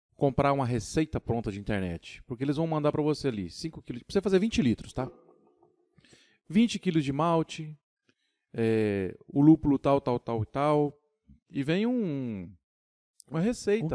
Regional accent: São Paulo, Brazil; now in Tocantins, Brazil; E nasci em São Paulo, fui criado em São Paulo, mudei para Tocantins em 2001

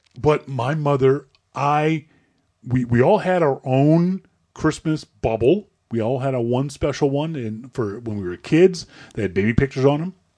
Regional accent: Nova Scotia, Canada; I'm from Nova Scotia.

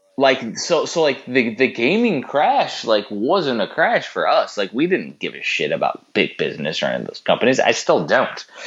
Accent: Chicagoland area, Illinois, United States; We're from Chicago land area, which is a big metropolitan

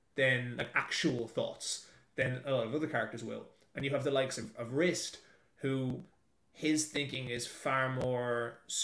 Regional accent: Ireland; moved away as an adult; also born or lived in Dublin; now in New Zealand; till the day I die, it's Ireland's my country. Like, that's where I'm raised

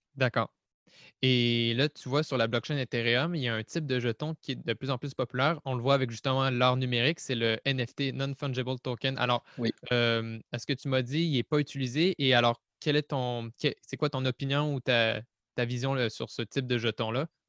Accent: Quebec, Canada; je suis québécois

